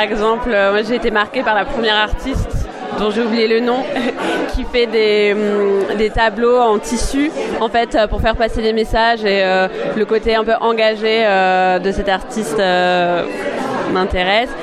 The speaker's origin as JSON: {"language": "French", "country": "France", "moved": "yes", "lives_now": "Toronto, Canada", "said": "En tant que Française à Toronto"}